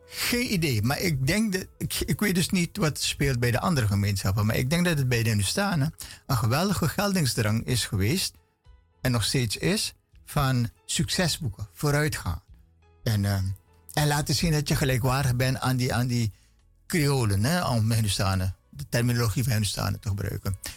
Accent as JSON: {"language": "Dutch", "town": "Paramaribo", "region": "Paramaribo District", "country": "Suriname", "tie": "born or raised there", "said": "ik ben opgevoed of opgegroeid op Poelepantje aan de Willemstraat"}